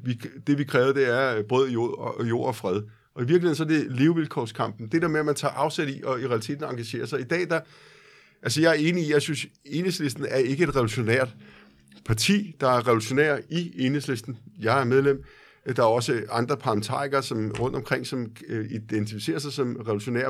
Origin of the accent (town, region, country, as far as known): Copenhagen, Capital Region of Denmark, Denmark